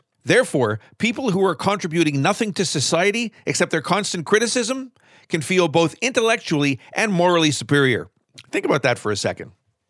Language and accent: English; Maywood, Illinois, United States; also born or lived in Chicago; About 59, 60, or 61, I grew up in Maywood. It's a suburb of Chicago.